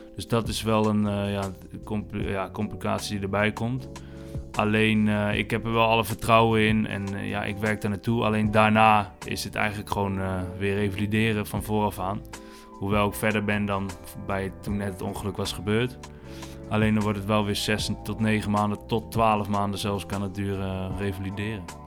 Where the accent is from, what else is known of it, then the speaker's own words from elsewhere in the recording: Houten, Utrecht, Netherlands; also born or lived in Alphen aan den Rijn; we zijn nu in Houten, waar ik ben opgegroeid eigenlijk, bij mijn ouders, ouderlijk huis